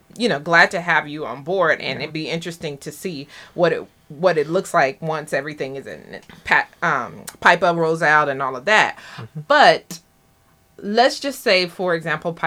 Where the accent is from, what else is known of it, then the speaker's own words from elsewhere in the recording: the South, Southern United States, United States; now in Bermuda; I'm from the South too